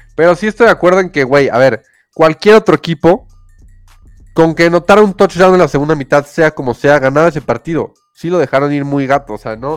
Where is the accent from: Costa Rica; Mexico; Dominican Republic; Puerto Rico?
Mexico; Somos mexicanos